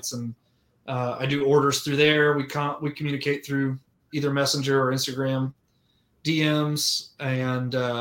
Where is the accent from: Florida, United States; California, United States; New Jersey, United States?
Florida, United States; Orlando; I grew up in Orlando